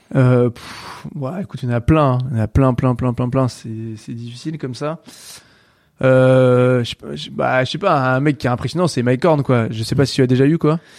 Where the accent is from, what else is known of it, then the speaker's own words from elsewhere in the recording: Brittany, France; chez moi en Bretagne